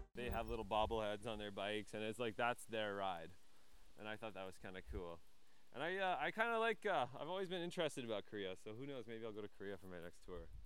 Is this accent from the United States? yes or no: no; Yellowknife, Northwest Territories, Canada; also born or lived in Nanaimo, British Columbia; I'm from Yellowknife, Northwest Territories